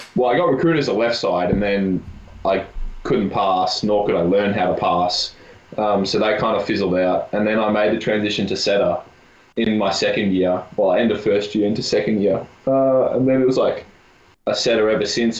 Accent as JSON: {"language": "English", "town": "Melbourne", "region": "Victoria", "country": "Australia", "moved": "as an adult", "lives_now": "Kamloops, Canada", "said": "I'm from Melbourne, which is four or five million."}